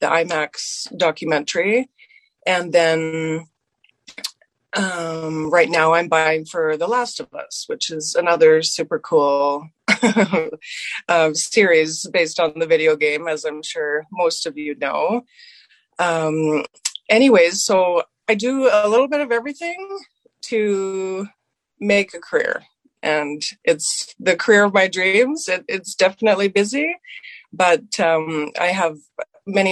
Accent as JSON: {"language": "English", "town": "Moose Jaw", "region": "Saskatchewan", "country": "Canada", "tie": "born or raised there", "moved": "yes", "lives_now": "Calgary, Canada", "said": "growing up in Saskatchewan. I grew up on a farm"}